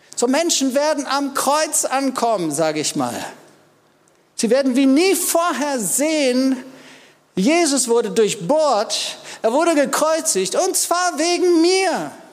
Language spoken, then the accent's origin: German; Germany; Wir wissen das als Deutsche